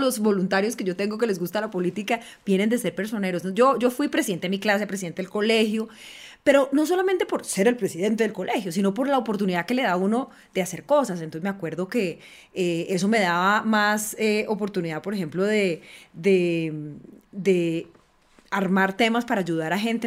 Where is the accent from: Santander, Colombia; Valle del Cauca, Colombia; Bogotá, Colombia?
Valle del Cauca, Colombia; Cali; soy Caucana, caleña